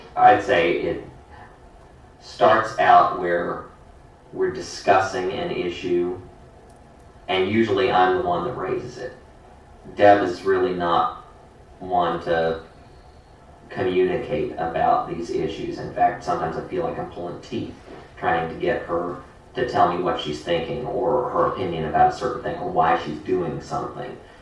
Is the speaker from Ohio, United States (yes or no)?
yes; Hamilton, Ohio, United States; now in Lafayette, United States; I grew up in Hamilton, Ohio, and uh, that's uh, kind of near the Cincinnati area